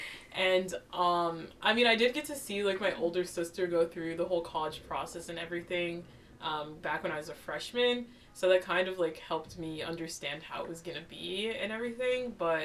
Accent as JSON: {"language": "English", "region": "Maryland", "country": "United States", "said": "I'm class of 2023, and I'm from Maryland."}